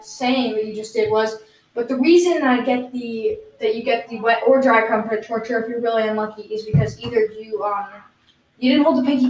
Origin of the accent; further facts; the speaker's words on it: United Kingdom; the reason I can is because I'm British.